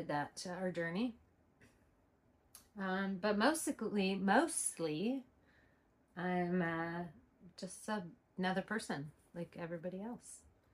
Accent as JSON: {"language": "English", "region": "Washington", "country": "United States", "tie": "born or raised there", "also_born_or_lived": "Saskatchewan, Canada", "said": "born in Saskatchewan, Canada, on an Indian reservation. My parents were saving the world for Jesus in the 70s, which a lot of people were doing. I moved to Washington when I was like 4. And then from there, I grew up in some pretty interesting circumstances"}